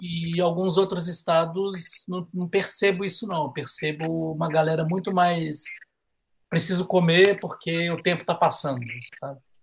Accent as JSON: {"language": "Portuguese", "region": "Minas Gerais", "country": "Brazil"}